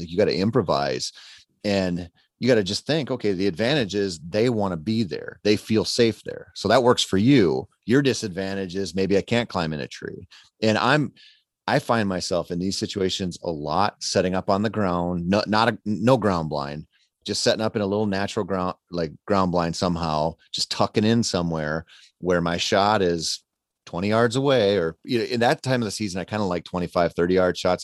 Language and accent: English; Minnesota, United States; I grew up in Minnesota